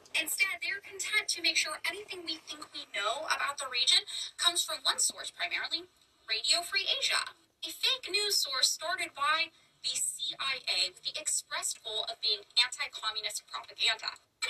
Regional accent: United States; as an American

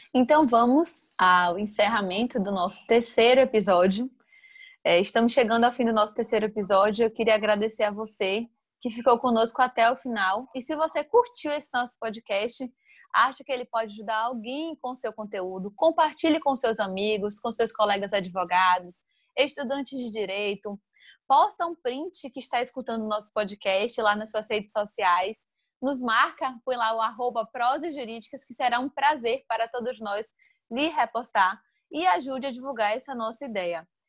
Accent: Santo Antônio de Jesus, Bahia, Brazil; also born or lived in Salvador; Eu sou natural de Santo Antônio de Jesus, morei em Salvador por 13 anos e retornei

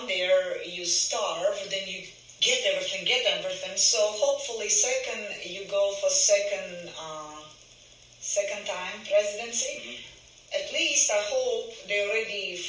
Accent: Ukraine; English is a second language; now in Florida, United States; I was born in Ukraine

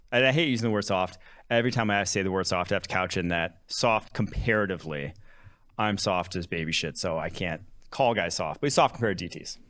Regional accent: Champaign, Illinois, United States; also born or lived in Milwaukee, Wisconsin; I was born in Milwaukee, Wisconsin. I grew up Packers, Badgers, Bucks, Brewers. fan, all Wisconsin sports. Um, grew up, lived there till I was six, moved to cities just outside of Champaign, Illinois

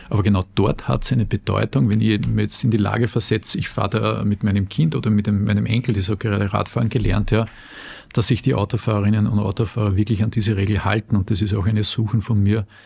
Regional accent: Salzburg, Austria; born there; als geborener Salzburger muss ich sagen, die Steigung der Argentinier schreckt mich

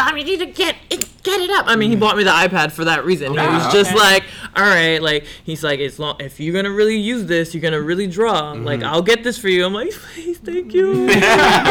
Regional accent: New York City, New York, United States; I'm from Brownsville originally

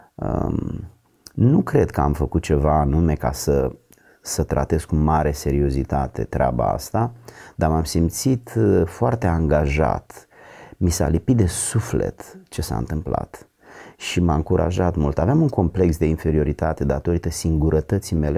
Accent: a village near Giurgiu, Giurgiu County, Romania; n-am avut absolut nicio legătură decât cu biserica ortodoxă din satul meu. Însă după ce am devenit adolescent și am mers la Giurgiu în oraș

